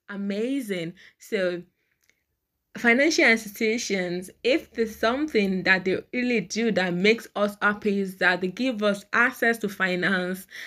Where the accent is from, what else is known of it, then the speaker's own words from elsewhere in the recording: Nigeria; in Nigeria, I am a Nigerian